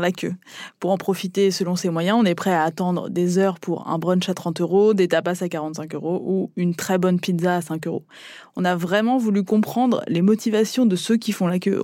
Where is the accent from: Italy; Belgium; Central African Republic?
Italy; now in Paris, France; en tant qu'Italien